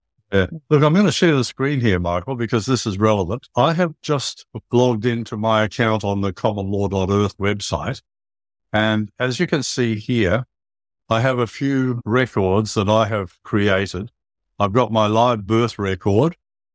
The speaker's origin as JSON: {"language": "English", "region": "England", "country": "United Kingdom", "moved": "yes", "said": "Yeah, I remember when we came over from England, we sailed over here in 1955, I think it was, and we didn't need passports or anything."}